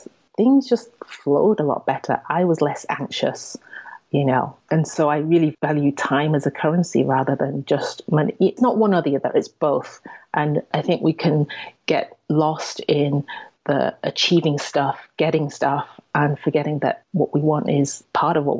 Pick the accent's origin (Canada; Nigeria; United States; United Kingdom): United Kingdom; England; I'm Asian, Chinese to be specific, and I was born and raised in England, and in a small town, predominantly white